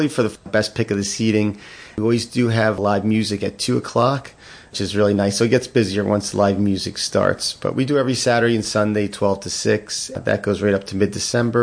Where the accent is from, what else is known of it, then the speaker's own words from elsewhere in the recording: Mahwah, New Jersey, United States; moved away; I'm originally from Mahwah, New Jersey